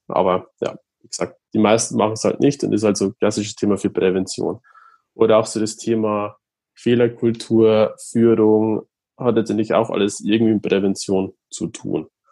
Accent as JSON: {"language": "German", "town": "Regensburg", "region": "Bavaria", "country": "Germany", "said": "komme aus Regensburg"}